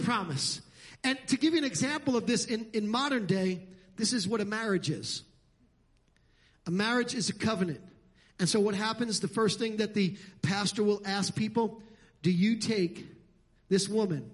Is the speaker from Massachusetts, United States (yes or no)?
no; New York City, New York, United States; moved away; where I grew up in Brooklyn and Staten Island and the Bronx and New York and Queens.